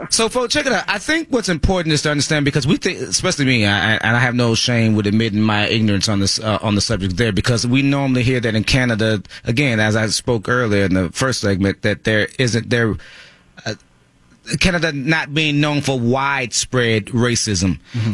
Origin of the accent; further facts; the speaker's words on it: Texas, United States; I'm from Texas, and my father's from Louisiana